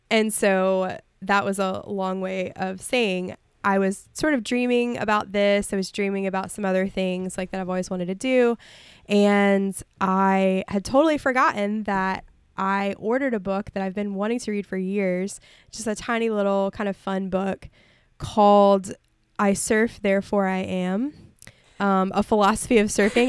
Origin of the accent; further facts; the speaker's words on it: Mobile Bay, Gulf Shores, Orange Beach, Alabama, United States; moved away; I grew up on Mobile Bay, and I grew up near, in Gulf Shores and Orange Beach and, and the beaches